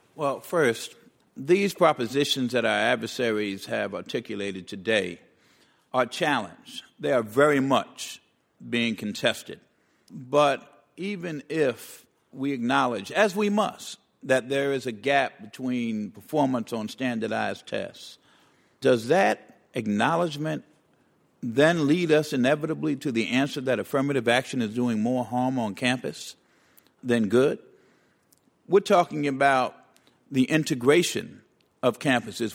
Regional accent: New York City, New York, United States; the public housing project I grew up in the Bronx

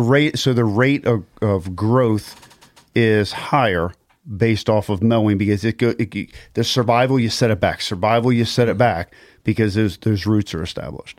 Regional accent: Maryland, United States; I grew up in Maryland. I went to school at Loyola.

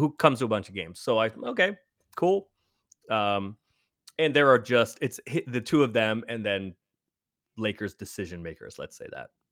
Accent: San Francisco, California, United States; I grew up in San Francisco

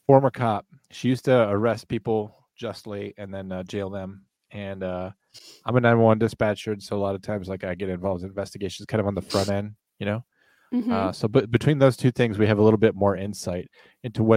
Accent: Virginia, United States; my home state of Virginia

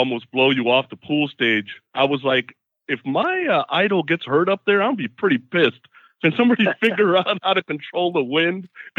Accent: Concord, California, United States; I lived down the street from the pavilion, so I grew up in Concord.

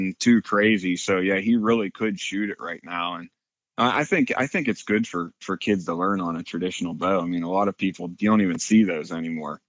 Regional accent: Western Pennsylvania, United States; grew up in Western Pennsylvania. Been out in this area my whole life

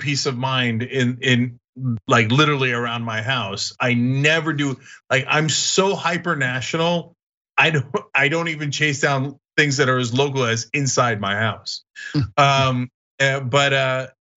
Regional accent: New Jersey, United States; growing up in New Jersey

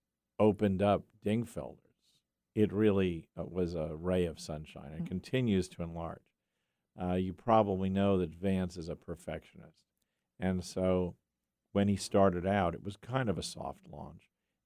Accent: Yonkers, New York, United States; I'm from Yonkers, New York.

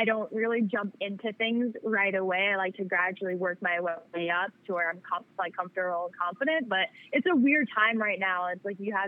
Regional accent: New York, United States; I'm from New York

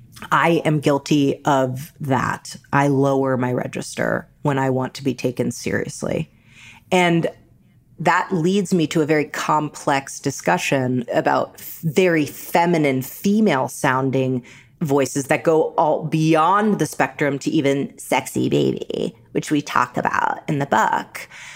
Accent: New York, United States; me too, I grew up in New York and my mom, you know, it was just a different time.

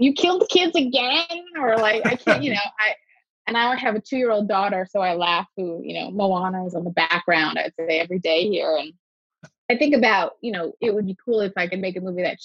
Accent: Coral Springs, Florida, United States; also born or lived in New York; I grew up in Coral Springs, Florida, which is a tiny sort of suburb

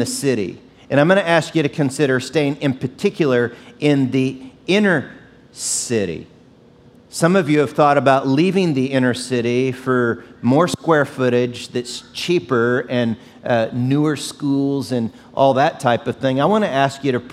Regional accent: Oklahoma, United States; now in San Antonio, United States; I grew up in Oklahoma

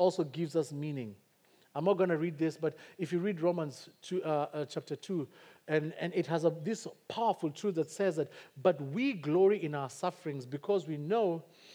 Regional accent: Kikuyu, Central Kenya, Kenya; first language Kikuyu; English is a second language; Kikuyu is my native tongue

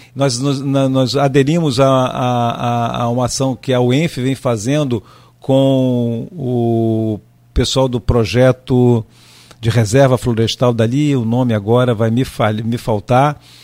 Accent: Rio de Janeiro, Brazil; moved away as an adult; now in Campos dos Goytacazes, Brazil; Eu sou carioca, nós chegamos em Campos em 1988.

